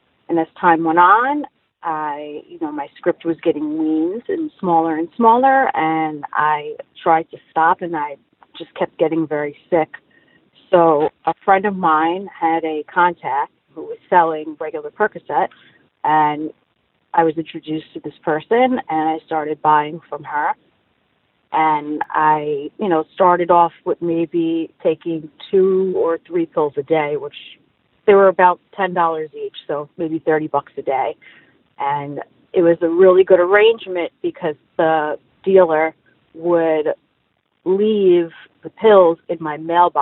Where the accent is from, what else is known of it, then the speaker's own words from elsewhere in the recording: New York City, New York, United States; I was raised in Brooklyn, in Bensonhurst